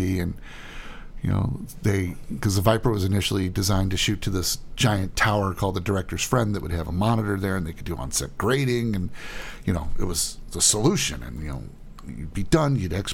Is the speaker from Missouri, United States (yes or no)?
yes; St. Louis, Missouri, United States; moved away; I grew up in St. Louis and did a lot of work there